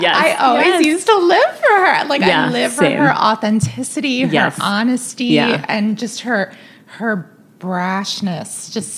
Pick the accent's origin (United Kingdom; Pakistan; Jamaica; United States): United States; New York City, New York; I grew up on Lexington between 99th and 98th Street.